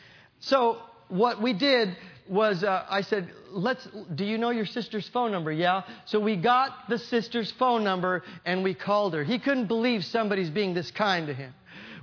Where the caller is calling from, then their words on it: Hayward, California, United States; I'm calling from California. I'm a pastor in Hayward, California.